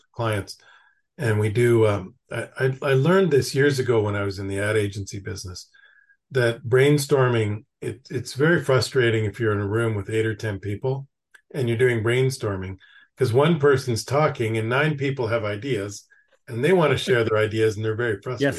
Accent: Canada; now in United States; I'm originally from Canada

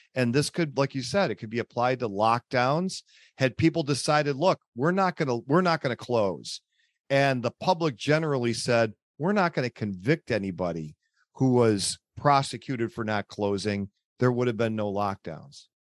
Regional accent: Buffalo, New York, United States; from Buffalo, New York, my hometown

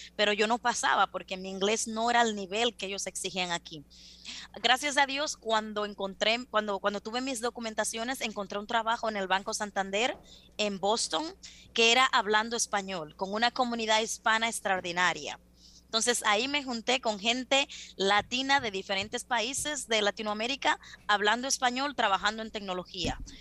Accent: Las Matas de Farfán, San Juan, Dominican Republic; moved away as an adult; also born or lived in Santo Domingo, Dominican Republic; now in United States; una latina como yo, dominicana, que viene de las matas de Farfán

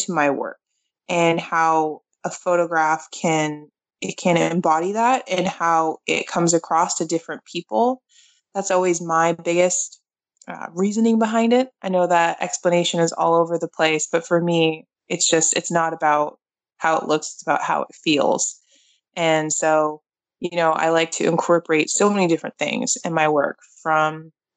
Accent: Portland, Maine, United States; I'm from Portland, Maine

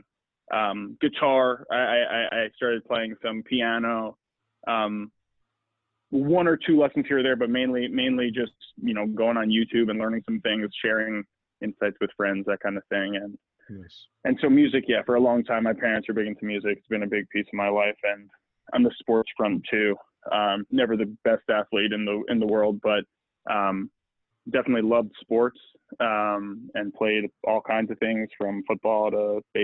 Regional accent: Long Island, New York, United States; I grew up in New York in the, and I think what was a pretty standard suburban upbringing

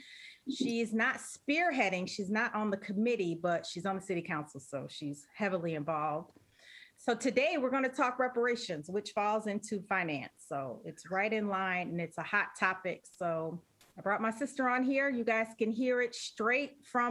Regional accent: Evanston, Illinois, United States; moved away as an adult; now in Atlanta, United States; I am from Evanston, Illinois. My sister, obviously, we're both from Evanston, Illinois

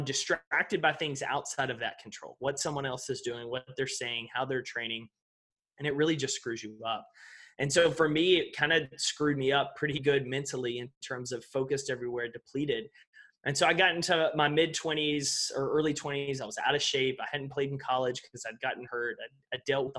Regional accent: East Texas, United States; I grew up in East Texas

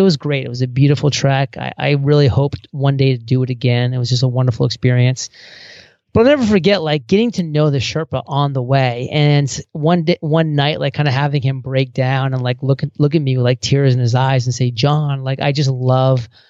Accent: small town Maine, United States; small town Maine, that I went to a small college

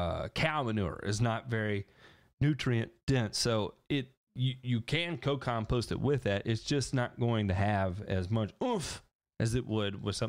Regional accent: Indiana, United States; Growing up in Indiana, you end up being a Notre Dame football fan and Indiana basketball fan.

